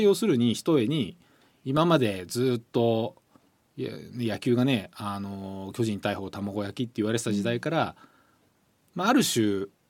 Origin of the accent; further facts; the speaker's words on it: Hokkaido, Japan; moved away; もともと北海道育ちなんで、はい、あのずっと毎毎年帰ってるんですけど